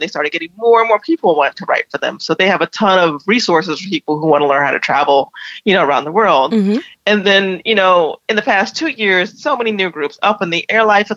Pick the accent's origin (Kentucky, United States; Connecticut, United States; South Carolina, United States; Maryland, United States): South Carolina, United States; also born or lived in Florida / Atlanta; now in New York, United States; I'm from South Carolina